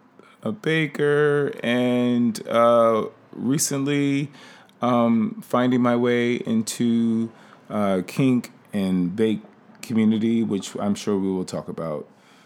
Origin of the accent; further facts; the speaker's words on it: Eastern Shore of Maryland, United States; moved away; also born or lived in Washington, D.C.; I go have many names. I'm from the Eastern Shore of Maryland, but I've lived in and out of D.C. for quite some time. So, yeah, what can I say about myself? I'm 43.